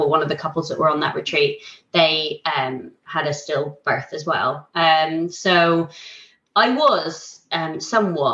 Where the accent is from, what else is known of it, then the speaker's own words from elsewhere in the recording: Ireland; now in Isle of Wight, United Kingdom; I'm Irish